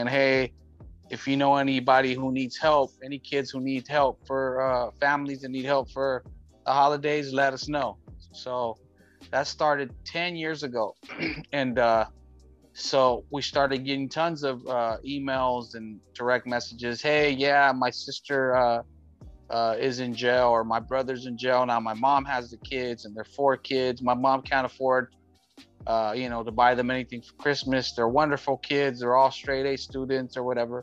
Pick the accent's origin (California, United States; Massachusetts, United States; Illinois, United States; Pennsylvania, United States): California, United States; Long Beach; I grew up in Long Beach, born and raised